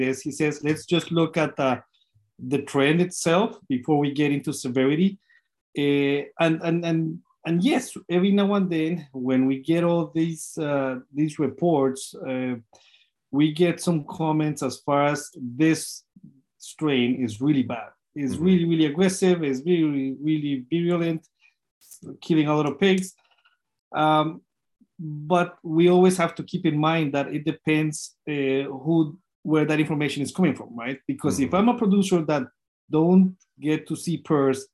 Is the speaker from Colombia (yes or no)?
yes; Colombia; now in Minnesota, United States; I'm originally from Colombia